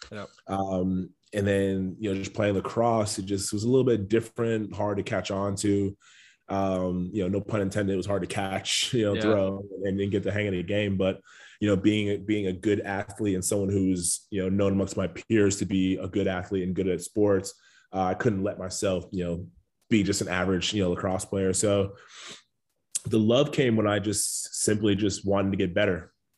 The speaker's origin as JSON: {"language": "English", "town": "Long Island", "region": "New York", "country": "United States", "tie": "born or raised there", "said": "Yeah, so I'm a Long Island guy. I think a lot of people forget that about me just because, you know, I don't necessarily have the Long Island accent."}